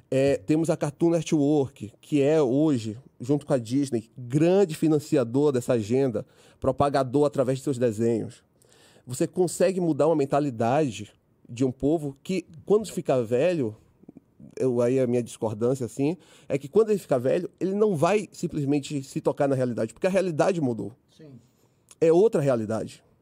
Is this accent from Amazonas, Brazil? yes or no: no; Bahia, Brazil; Cabeçudo, porque apesar de ser cabeçudo, não sou cearense, é baiano, hein?